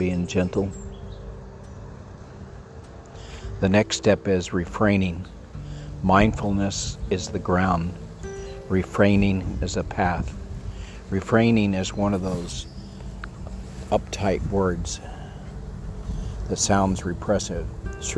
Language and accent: English; Texas, United States; I'm a Texan